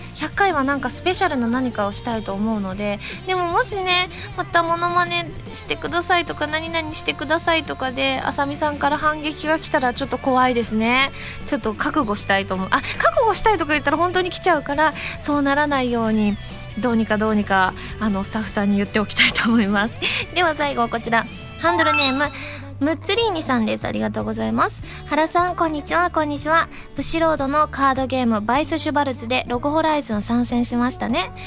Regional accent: Osaka, Japan; moved away; 地元大阪での…凱旋ライブとあって

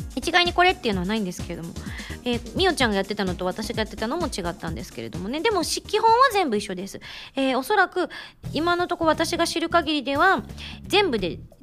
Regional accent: Yamaguchi, Japan; moved away as an adult; also born or lived in Tokyo; now in Tokyo area, Japan; 東京から小2の時に山口に転校してでその後高校3年生まで山口で過ごしてその後浪人するために上京して

